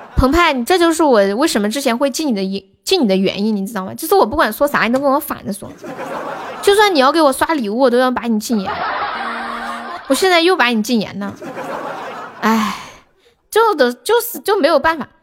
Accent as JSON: {"language": "Chinese", "region": "Sichuan", "country": "China", "accent": "Sichuanese", "said": "我们四川话"}